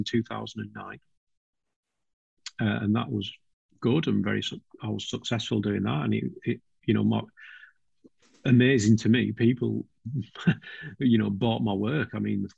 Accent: Lake District, North West England, United Kingdom; moved away as an adult; I grew up in the Lake District

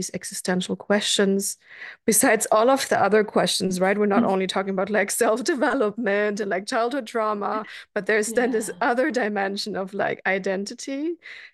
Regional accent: Germany; also born or lived in Sweden; now in Berlin, Germany; until the divorce of my parents, I was like raised pretty German

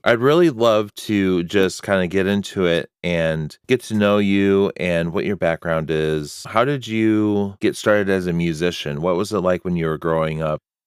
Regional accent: Illinois, United States; now in Massachusetts, United States; I'm also from Illinois, and I know that we kind of grew up in a similar, not in the same area, but in, in a similar kind of area.

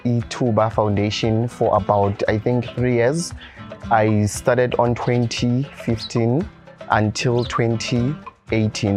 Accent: Tembisa, Gauteng, South Africa; growing in Thembisa sometimes is, is a bit of a struggle. Growing in the family whereby they can't take you to school

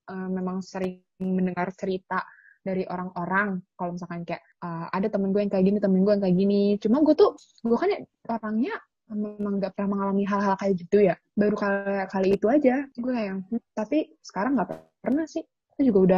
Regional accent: West Sumatra, Indonesia; Jadi gue itu kan kampung gue kan uh, di Sumatera Barat ya.

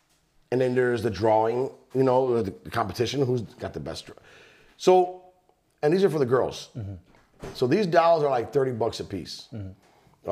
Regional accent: East Chicago, Indiana, United States; moved away; We grew up in East Chicago

